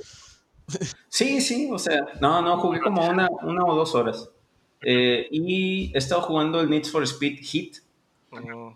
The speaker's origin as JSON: {"language": "Spanish", "town": "Ensenada", "region": "Baja California", "country": "Mexico", "said": "soy de Ensenada, como buen ensenadense"}